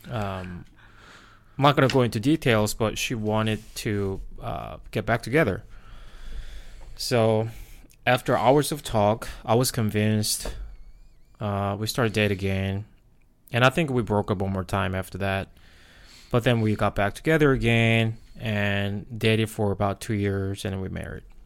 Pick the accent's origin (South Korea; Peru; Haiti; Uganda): South Korea; English is a second language; moved away as an adult; now in United States; was born and raised in Korea